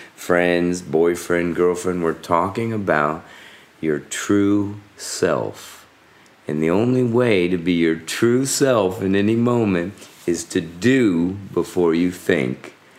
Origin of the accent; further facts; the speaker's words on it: South Florida, United States; growing up in South Florida in the U.S.